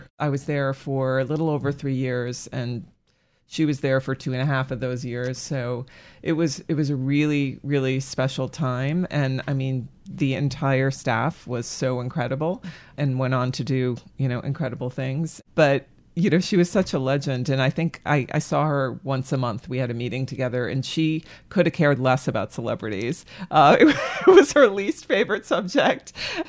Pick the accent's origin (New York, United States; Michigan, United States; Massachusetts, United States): Massachusetts, United States; Framingham; I was born and raised in Massachusetts, outside of Boston, in the burbs, Framingham.